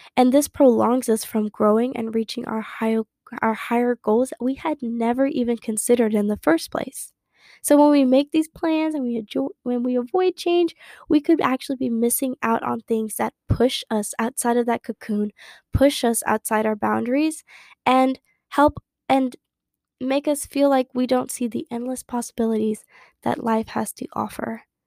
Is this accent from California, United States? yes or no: no; Harlingen, Texas, United States; moved away as an adult; now in Dallas, United States; my hometown, which is Harlingen, Texas, which is near the Gulf of Mexico